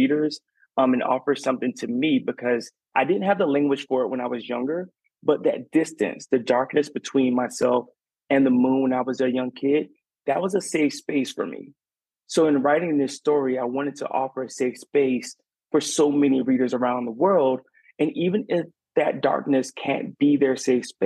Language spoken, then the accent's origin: English; Garnett, South Carolina, United States; moved away as an adult; now in Savannah, United States; I grew up in Garnet, South Carolina, and down the dirt roads of South Carolina